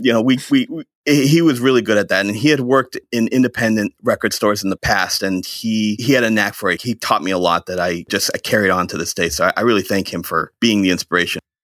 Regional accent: Shrewsbury, Massachusetts, United States; also born or lived in Maine; now in Holden, United States; I grew up in Shrewsbury, Massachusetts

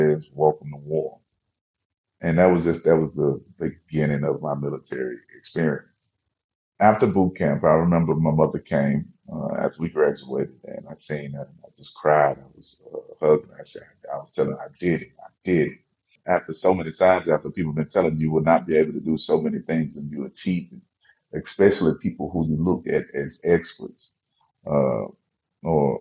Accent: Memphis, Tennessee, United States; I'm from Memphis

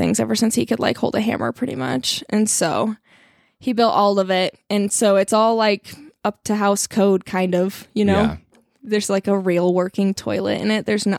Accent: Colorado, United States; I'm not really from here. I'm from Colorado originally, spent some time in Salt Lake City for college, and then was in Idaho for a little while.

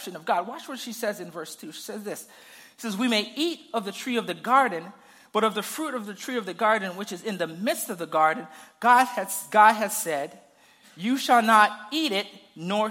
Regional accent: Zambia; I grew up in Zambia, and we had a garden in the back of our house

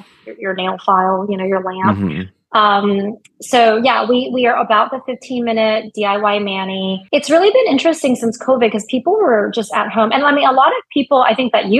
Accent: United States; I'm very American

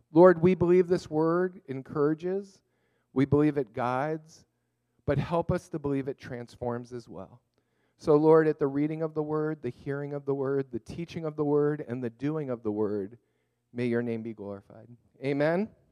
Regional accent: Montreal, Quebec, Canada; now in Thousand Oaks, United States; I was born in Montreal

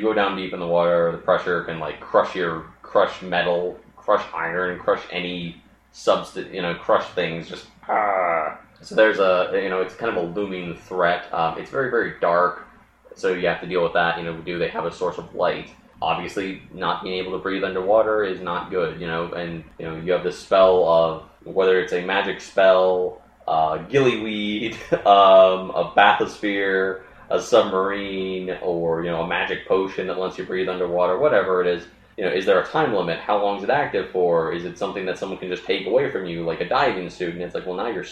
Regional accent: Baltimore area, Maryland, United States; I was born at the Baltimore Hospital, and we lived out in the sticks.

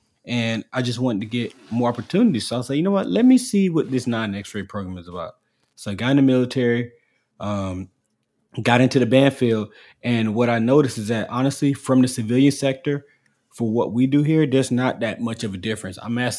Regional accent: Orlando, Florida, United States; I was an audio guy at SeaWorld Orlando, because I'm from Orlando.

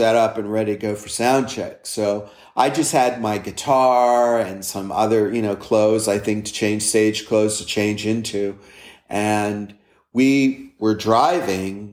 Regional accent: Los Angeles, California, United States; growing up in Los Angeles

